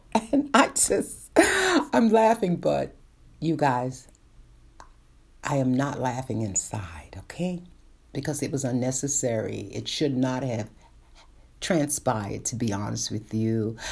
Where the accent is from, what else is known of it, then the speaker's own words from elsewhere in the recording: New York City, New York, United States; born and raised in Brooklyn